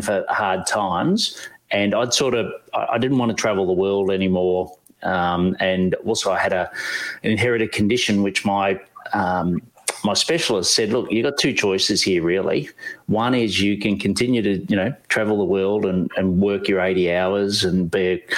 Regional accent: Australia; we're coffee snobs here in Australia

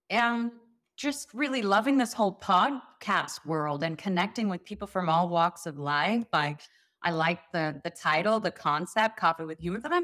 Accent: South Africa; now in Beverly Hills, United States; South Africa, so maybe maybe I should bring the South African accent back.

